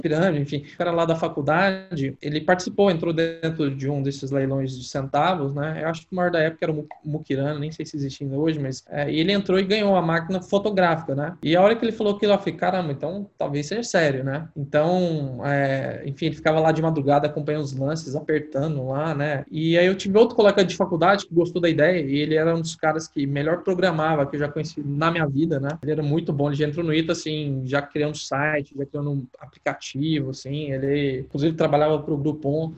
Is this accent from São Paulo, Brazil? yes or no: no; Goiás, Brazil; moved away; Eu sou goiano, eu vim de uma família, cara, simples